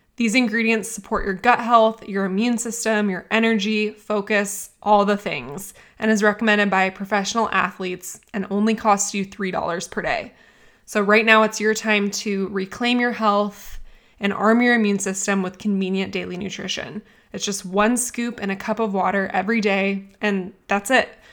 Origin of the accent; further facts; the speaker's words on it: United States; I'm American too